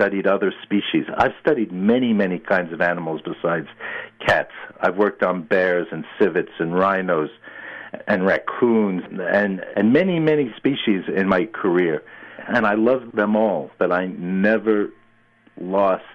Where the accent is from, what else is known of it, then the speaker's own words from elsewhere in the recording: New York City, New York, United States; I grew up in New York City, I had pets